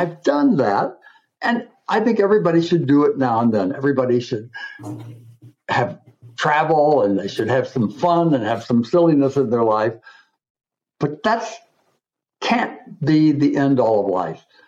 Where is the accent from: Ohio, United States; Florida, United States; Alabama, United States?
Florida, United States; Coral Gables; moved away as an adult; also born or lived in Michigan / Buenos Aires, Argentina; now in New York, United States; I was born and raised in Coral Gables, Florida.